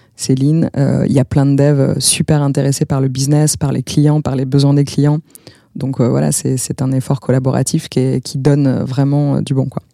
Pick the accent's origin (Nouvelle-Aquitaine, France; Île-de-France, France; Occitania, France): Nouvelle-Aquitaine, France; Bordeaux; je suis bordelaise